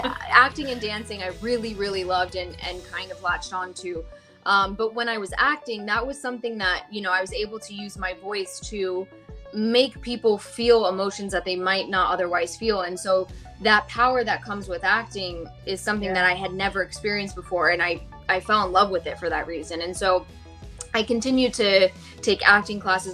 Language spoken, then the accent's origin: English; United States; first language Gujarati; English is a second language; also born or lived in Missouri / India; maybe I'm American